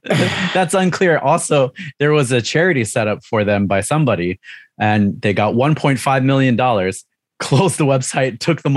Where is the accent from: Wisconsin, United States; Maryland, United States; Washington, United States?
Maryland, United States; when I tell people, hey, I'm from Maryland, they say, ah, Hagerstown Motor Speedway.